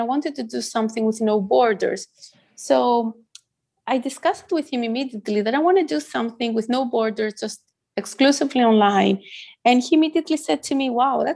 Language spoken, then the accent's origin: English; Greece; first language Greek; English is a second language; moved away as an adult; now in Netherlands; I was born in Greece by a Greek father and an Assyrian mother